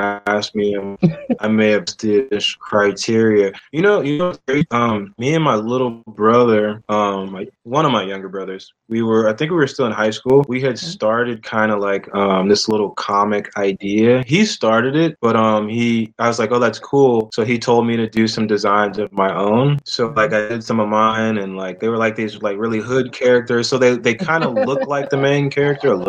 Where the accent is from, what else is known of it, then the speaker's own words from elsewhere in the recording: Oakland, California, United States; also born or lived in Pittsburgh, Pennsylvania / San Francisco, California; from Oakland, California. Grew up in the Bay Area